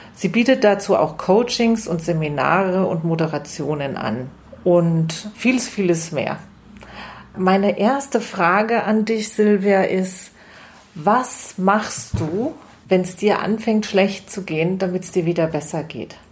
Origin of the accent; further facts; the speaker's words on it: Lower Bavaria, Germany; bei uns in Niederbayern